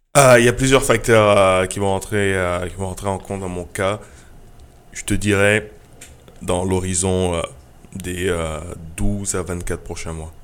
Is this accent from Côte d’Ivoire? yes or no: yes; Côte d’Ivoire; moved away; also born or lived in Benin; d'aller en Côte d'Ivoire, qui est mon pays natal